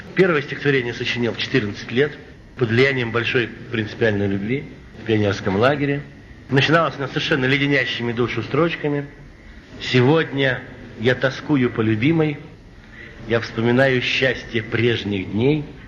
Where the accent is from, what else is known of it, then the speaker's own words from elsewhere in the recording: Moscow, Russia; also born or lived in Arkhangelsk Oblast; я москвич, родился я в Москве, в Москве учился, в Москве окончил школу